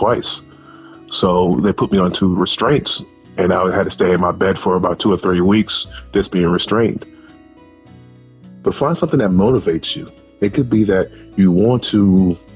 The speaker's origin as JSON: {"language": "English", "town": "Atlanta", "region": "Georgia", "country": "United States", "tie": "born or raised there", "moved": "yes", "said": "when I got back to my hometown in Atlanta"}